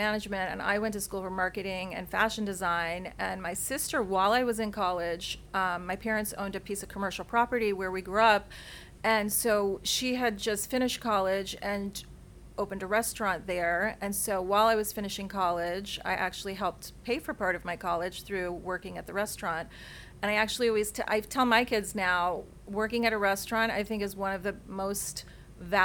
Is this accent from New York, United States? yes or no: yes; New York City, New York, United States; I grew up in New York City in a little tiny place actually in the Bronx